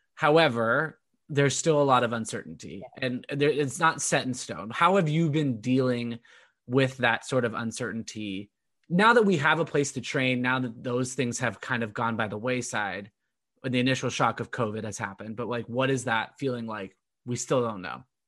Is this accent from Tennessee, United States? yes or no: no; Irvine, California, United States; my hometown out in Irvine